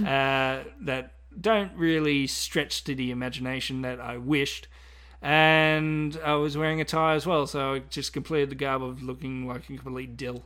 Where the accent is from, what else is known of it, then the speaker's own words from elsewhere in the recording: Australia; as being Australian